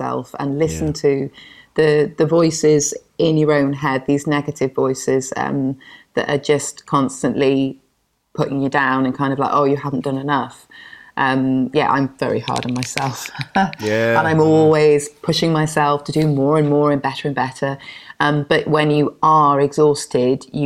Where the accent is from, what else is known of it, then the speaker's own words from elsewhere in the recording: Penarth, Wales, United Kingdom; also born or lived in Spain; now in Cardiff, United Kingdom; I grew up in Pennar, just outside of Cardiff